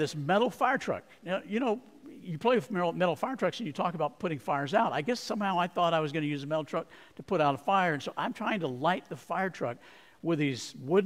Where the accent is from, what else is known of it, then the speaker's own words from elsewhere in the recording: Arizona, United States; I grew up in Arizona